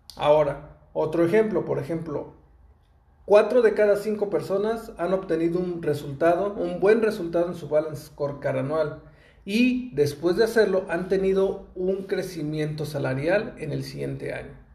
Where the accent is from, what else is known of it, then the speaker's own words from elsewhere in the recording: Mexico; yo soy de México y en México tenemos esa costumbre